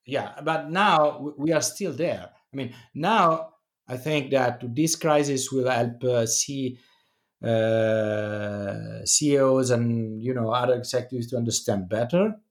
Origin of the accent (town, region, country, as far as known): Italy